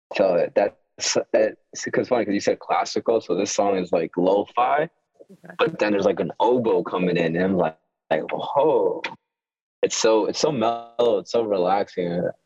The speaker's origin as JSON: {"language": "English", "town": "Yonkers", "region": "New York", "country": "United States", "tie": "born or raised there", "also_born_or_lived": "Mexico", "said": "I've been here in Yonkers all my all my life"}